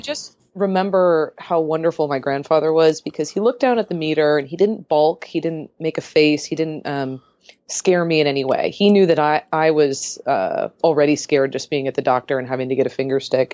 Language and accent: English; San Diego, California, United States; moved away as an adult; now in Portland, United States; I grew up in San Diego